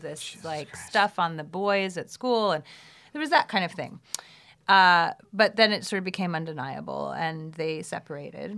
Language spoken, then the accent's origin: English; New York City, New York, United States; moved away as an adult; now in Los Angeles, United States; I grew up in Brooklyn in Brooklyn Heights